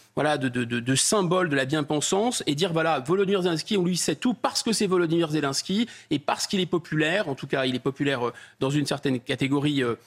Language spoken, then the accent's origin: French; France; je suis français